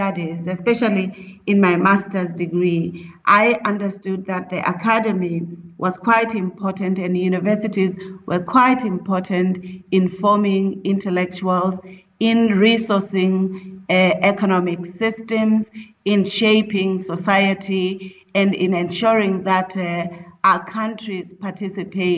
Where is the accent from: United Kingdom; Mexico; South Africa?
South Africa; also born or lived in Lesotho; I'm a South African of South Africa and Lesotho descent, so my maternal family is in Lesotho